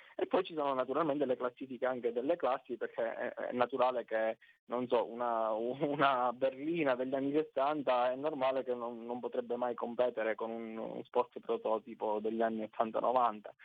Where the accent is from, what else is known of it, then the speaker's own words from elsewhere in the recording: Sicily, Italy; accent: Sicilian; noi dalla Sicilia